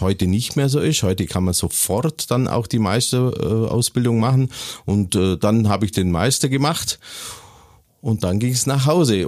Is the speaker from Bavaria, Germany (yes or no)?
yes; Waltenhofen, Bavaria, Germany; also born or lived in Kempten; ich bin geboren in Kempten im Allgäu und aufgewachsen eine Ortschaft äh, äh, weiter in Waltenhofen